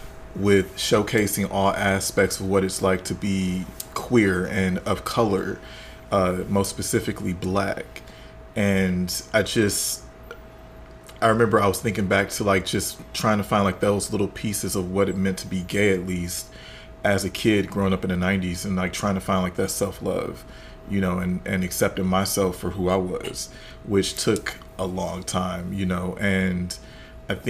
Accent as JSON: {"language": "English", "town": "Detroit", "region": "Michigan", "country": "United States", "tie": "born or raised there", "moved": "yes", "lives_now": "Los Angeles, United States", "said": "growing up in Detroit as a little gay Black boy"}